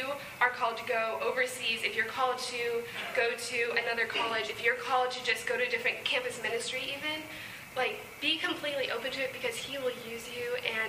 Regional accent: Virginia, United States; moved away; I'm from Virginia, and so the Lord is just calling me back home

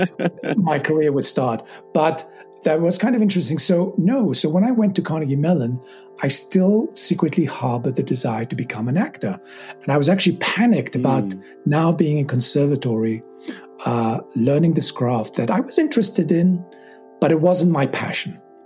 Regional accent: London, United Kingdom; as a teenager growing up in England and just you know I, we lived in London

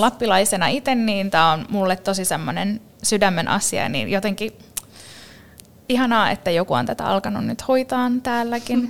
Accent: Finland; miten upeasta maasta me ollaan kotoisin

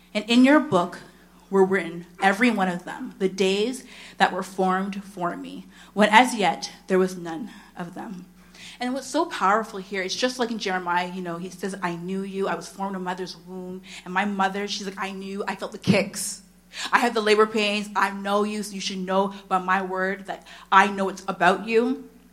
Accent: Oshawa, Ontario, Canada; I'm from Oshawa

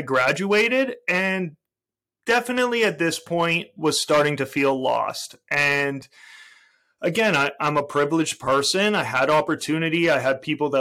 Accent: Toronto, Ontario, Canada; I'm a Canadian. I was born and raised in Toronto, Canada

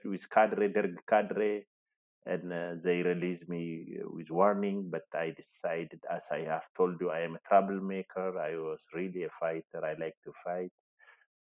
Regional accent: Ejo, Oromia, Ethiopia; I was born in Ejo, Wellega, Oromia. I have completed my primary and high school education in Ejo

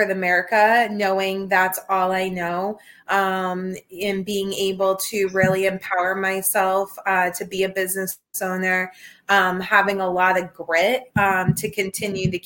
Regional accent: New Hampshire, United States; now in Tampa, United States; I'm from New Hampshire originally.

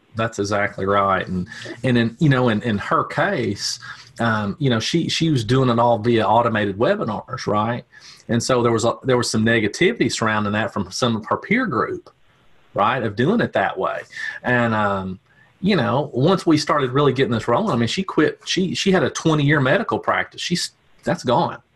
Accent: Tennessee, United States; I am from Tennessee

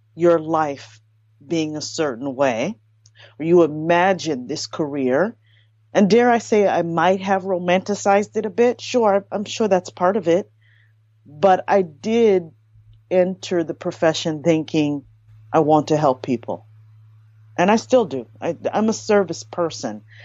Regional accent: United States; my parents are Haitian immigrants. So I was born in America, firstborn

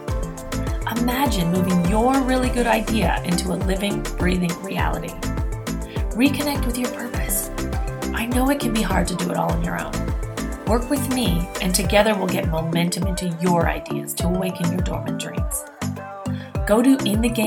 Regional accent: Quebec, Canada; first language English; I'm an English-speaking person from the same place as Guylaine

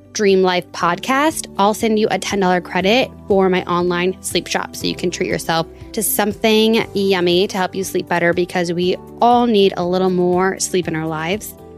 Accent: Minnesota, United States; moved away; my home state of Minnesota

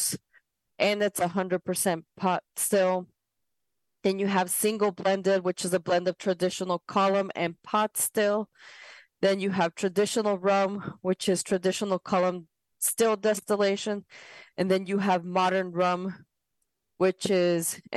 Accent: Ecuador; I'm from South America, Ecuador specifically

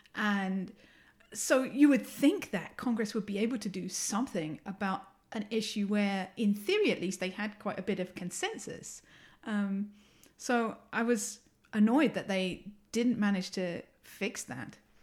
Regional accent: England, United Kingdom; accent: English; moved away; you can tell from my accent, I'm English

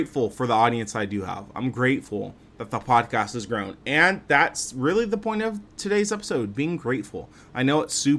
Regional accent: Fresno, California, United States; moved away; I went to visit my family back in my hometown of Fresno, California

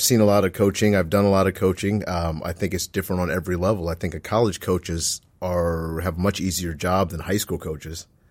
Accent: Omaha, Nebraska, United States; moved away; also born or lived in Waterloo, Iowa; I grew up in Nebraska, in Omaha

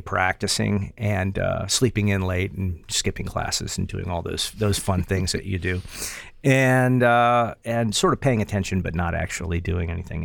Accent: Morgantown, West Virginia, United States; moved away as an adult; also born or lived in Knoxville, Tennessee; my hometown in Morgantown, West Virginia

